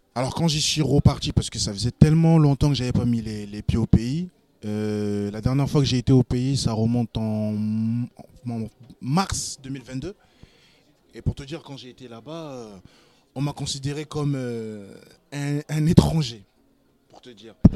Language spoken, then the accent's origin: French; France; je suis né sur le sur le sol français, donc j'ai la nationalité française, mais j'ai aussi la nationalité congolaise